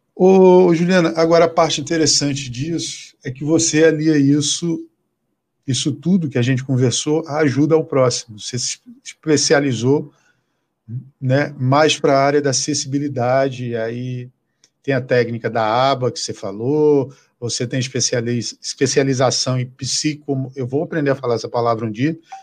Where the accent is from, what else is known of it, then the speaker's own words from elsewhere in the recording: Acre, Brazil; moved away; lá no Acre, lá de onde eu sou